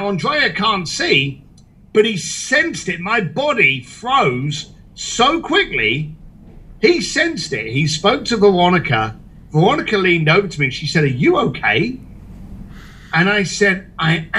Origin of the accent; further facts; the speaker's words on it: United Kingdom; moved away; also born or lived in Hong Kong; a British biker and a bricklayer